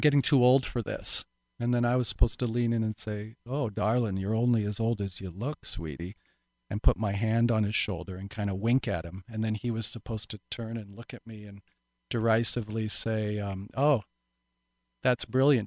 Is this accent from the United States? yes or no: no; Vancouver Island, British Columbia, Canada; this little backwoodsy town where I grew up on Vancouver Island